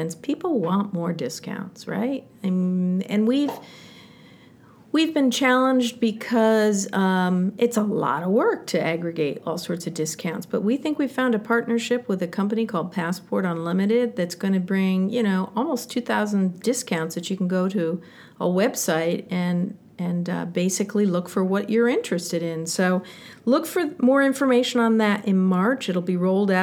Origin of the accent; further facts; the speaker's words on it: Central New York, United States; now in San Francisco, United States; I came from Central New York. That's my hometown